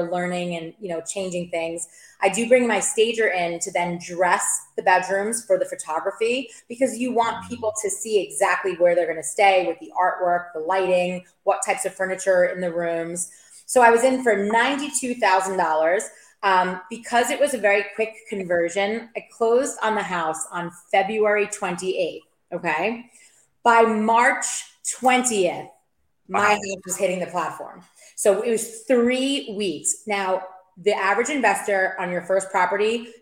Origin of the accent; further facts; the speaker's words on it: New York, United States; moved away as an adult; also born or lived in Maryland; now in Tampa Bay, United States; I'm from New York, but I currently live in the greater Tampa Bay market.